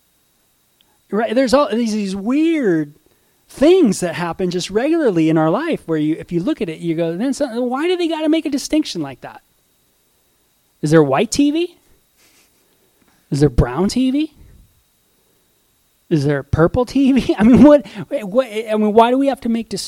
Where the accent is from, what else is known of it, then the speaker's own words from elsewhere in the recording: Southern California, United States; I grew up in Southern California